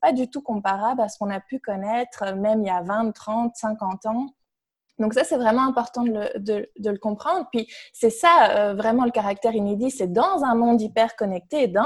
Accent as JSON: {"language": "French", "country": "Belgium", "also_born_or_lived": "Canada", "moved": "as an adult", "said": "Puis moi, je suis belge, donc j'ai beaucoup travaillé sur la Belgique."}